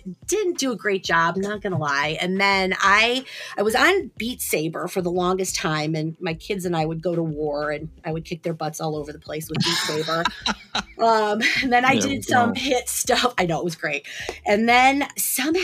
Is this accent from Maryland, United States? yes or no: no; Cleveland, Ohio, United States; Born and bred in Cleveland, raised in Ohio my whole life